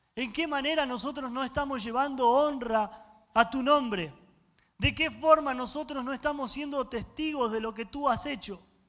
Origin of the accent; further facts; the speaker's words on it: Argentina; yo soy argentino y los argentinos comemos carne